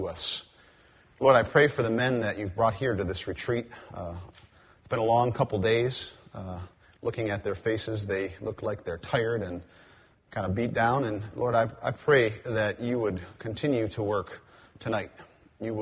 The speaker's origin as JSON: {"language": "English", "town": "Cleveland", "region": "Ohio", "country": "United States", "said": "I am from Cleveland, Ohio, the home of the Cleveland Indians"}